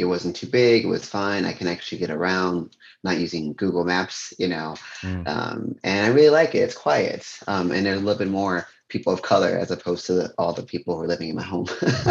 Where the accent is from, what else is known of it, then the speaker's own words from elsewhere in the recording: Chicago, Illinois, United States; moved away as an adult; also born or lived in Lebanon, Oregon; now in Eugene, United States; So I grew up near downtown Chicago, which you can imagine is loud.